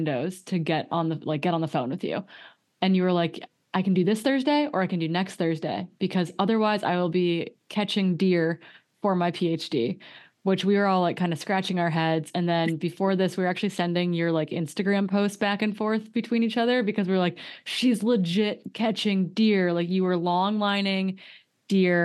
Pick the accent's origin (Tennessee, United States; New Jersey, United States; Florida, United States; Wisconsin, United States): Wisconsin, United States; Northwestern; I grew up in Northwestern Wisconsin